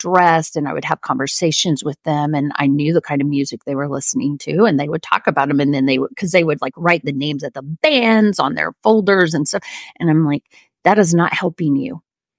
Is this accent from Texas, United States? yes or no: no; Oklahoma, United States; I had CDs of all of these Broadway show tunes of like the Oklahoma, because, you know, I was from Oklahoma, and my kids knew all the words.